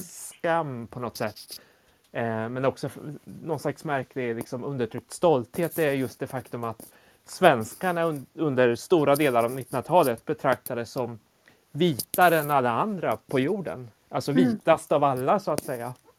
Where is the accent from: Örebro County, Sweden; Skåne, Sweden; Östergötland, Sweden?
Östergötland, Sweden; Motala; also born or lived in South Korea; jag är ju född i Sydkorea och adopterades till Sverige i början på 70-talet. Eh, och då var jag bara ja, sju, åtta månader gammal. Eh, och några år senare fick jag också en syster från Sydkorea, adopterad. Eh, och vi växte upp i en liten stad som heter Motala